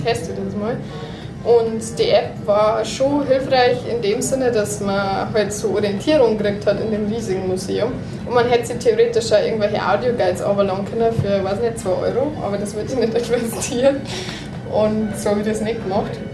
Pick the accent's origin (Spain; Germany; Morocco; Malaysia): Morocco; als Marokkaner